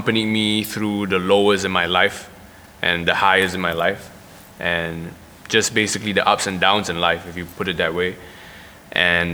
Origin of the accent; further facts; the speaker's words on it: Singapore; I'm a rapper that's born and raised in Singapore